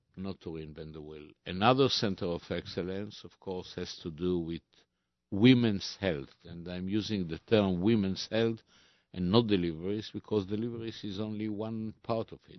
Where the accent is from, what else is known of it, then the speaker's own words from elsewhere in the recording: Tel Aviv, Tel Aviv District, Israel; I was born in Israel a few weeks after the Declaration of Statehood back in, uh, nineteen forty-eight. And, uh, I was raised, uh, in Tel Aviv.